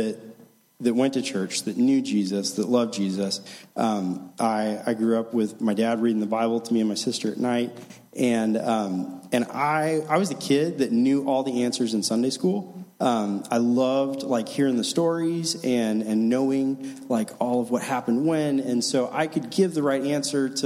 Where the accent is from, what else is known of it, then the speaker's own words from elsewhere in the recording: Newburgh, Indiana, United States; also born or lived in Chicago, Illinois / Marion, Indiana; now in Evansville, United States; I grew up in Newburgh, went to Castle High School